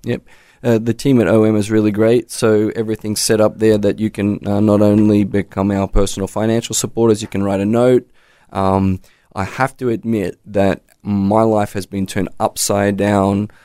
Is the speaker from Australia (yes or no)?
yes; Australia; moved away; as an Aussie